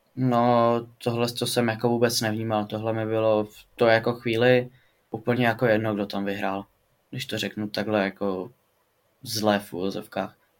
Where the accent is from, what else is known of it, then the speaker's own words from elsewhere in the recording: Pardubice, Pardubice Region, Czechia; Studuju sportovní gymnázium tady u nás v Pardubicích